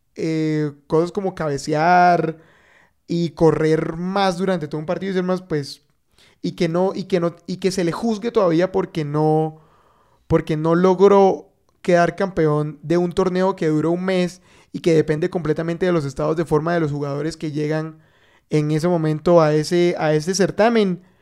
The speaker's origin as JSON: {"language": "Spanish", "region": "Bogotá", "country": "Colombia", "said": "los rolos"}